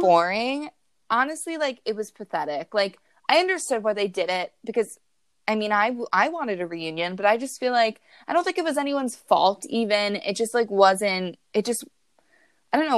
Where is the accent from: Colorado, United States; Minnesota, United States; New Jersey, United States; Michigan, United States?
New Jersey, United States; Taylor and I are from New Jersey